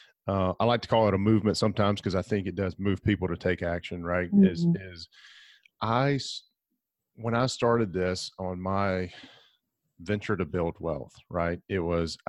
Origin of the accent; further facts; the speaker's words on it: Alabama, United States; accent: southern; moved away as an adult; now in Gulf Breeze, United States; grew up in Alabama